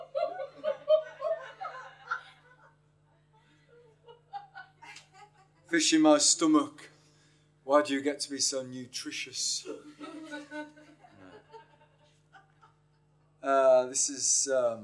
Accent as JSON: {"language": "English", "town": "York", "region": "Yorkshire and the Humber", "country": "United Kingdom", "moved": "yes", "said": "I come from York originally."}